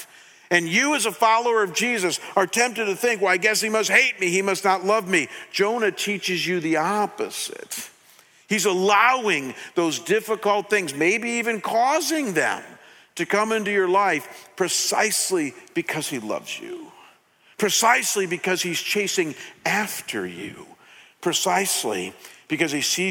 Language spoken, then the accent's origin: English; United States; a junior in high school in a secular town in America in a secular home